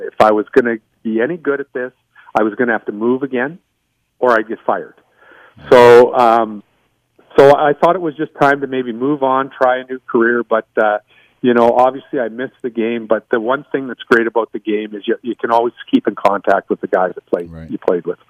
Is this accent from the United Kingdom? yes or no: no; Winnipeg, Manitoba, Canada; also born or lived in Zweibrücken, Germany; and then moved back to Winnipeg.